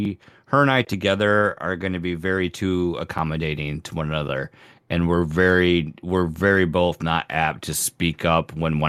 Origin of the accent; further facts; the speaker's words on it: Canada; we're both Canadian, and we're like, sorry, I can't.